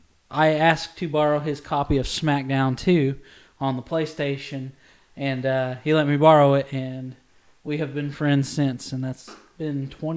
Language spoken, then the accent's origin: English; Holbert, Oklahoma, United States; I am 31 years old. I am from Holbert, Oklahoma.